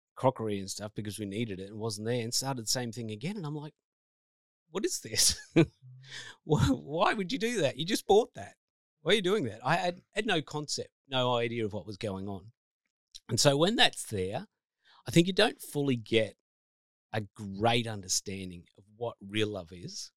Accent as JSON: {"language": "English", "region": "New South Wales", "country": "Australia", "tie": "born or raised there", "moved": "yes", "said": "I grew up in New South Wales originally, so a Blue supporter."}